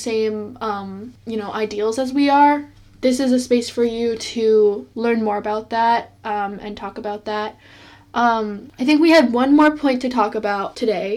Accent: United States; We are Asian American

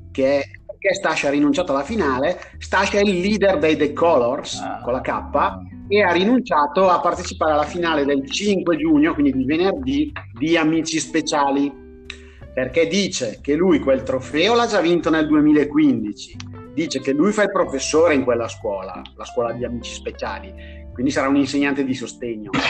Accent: Brescia, Lombardy, Italy; moved away; essendo bresciano

